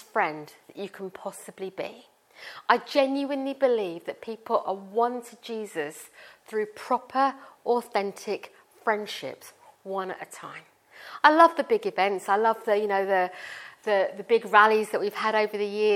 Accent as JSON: {"language": "English", "country": "India", "tie": "born or raised there", "said": "I am Indian and I was born in India and I was raised in a Sikh family. And I grew up as a Sikh"}